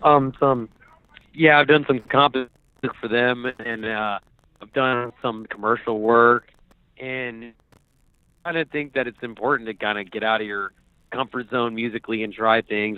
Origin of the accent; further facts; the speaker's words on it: Fairfax, Virginia, United States; I grew up on the Virginia side of Washington D.C out there in the suburbs in Fairfax, Virginia